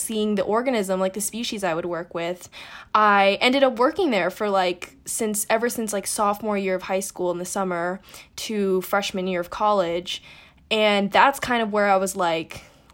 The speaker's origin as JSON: {"language": "English", "town": "New York City", "region": "New York", "country": "United States", "tie": "born or raised there", "said": "I grew up in New York City"}